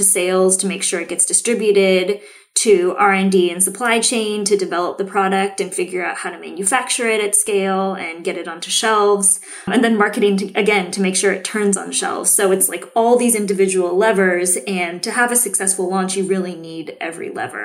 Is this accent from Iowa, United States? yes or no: no; Seattle, Washington, United States; I grew up in Seattle, grew up drinking decaf coffee before I was allowed to have caffeine